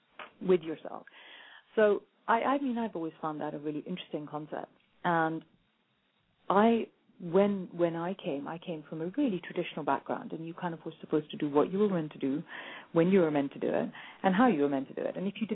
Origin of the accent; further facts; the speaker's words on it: India; Now, I'm Indian, and that never occurred to me.